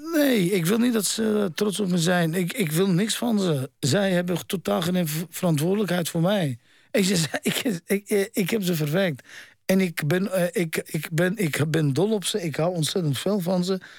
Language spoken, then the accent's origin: Dutch; Netherlands; also born or lived in Amsterdam; Ik ben in Nederland opgegroeid